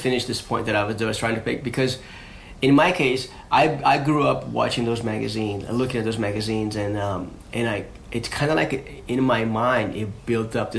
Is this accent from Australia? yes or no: no; Rio de Janeiro, Brazil; I grew up in Rio